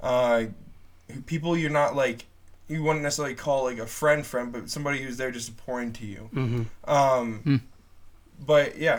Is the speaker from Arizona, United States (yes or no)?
no; northern New Jersey, United States; I am from Jersey, very northern part of Jersey, not like the city folk or anything like that. I'm from the country part.